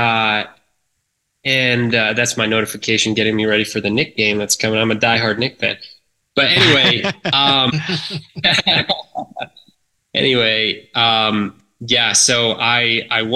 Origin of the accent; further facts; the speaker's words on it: Brookville, New York, United States; I grew up in a little town called Brookville, Long Island, New York.